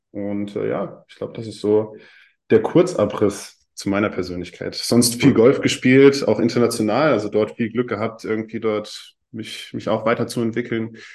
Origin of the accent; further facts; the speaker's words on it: Heidelberg, Baden-Württemberg, Germany; born there; ich bin 24, ich bin in Heidelberg geboren